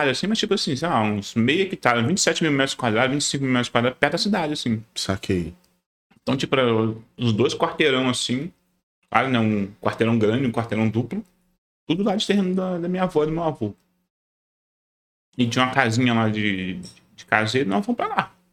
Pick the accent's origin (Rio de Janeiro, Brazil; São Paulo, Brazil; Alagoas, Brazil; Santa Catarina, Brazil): Rio de Janeiro, Brazil; Paty do Alferes; eu morava numa cidade lá no interior do Rio. Porque, tipo assim, eu nasci no Rio, capital. Uhum. Aí meus pais se separaram, eu tinha tipo uns 9 anos, eu fui morar no interior do Rio. Uhum. Uma cidade chamada do Alferes. É desconhecida.